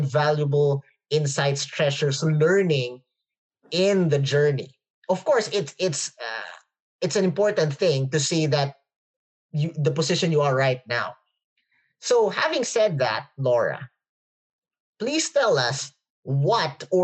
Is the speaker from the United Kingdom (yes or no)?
no; Philippines; English is a second language; English is not my first language, so forgive me if I can't pronounce some words properly. we speak Filipino in the Philippines